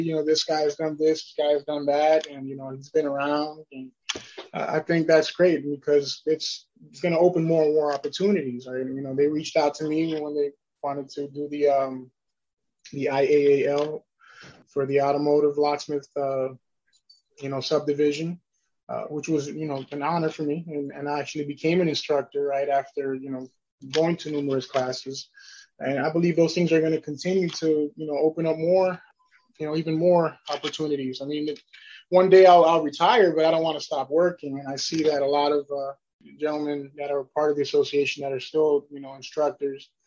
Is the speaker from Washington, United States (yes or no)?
no; New York, United States; moved away; I'm originally from New York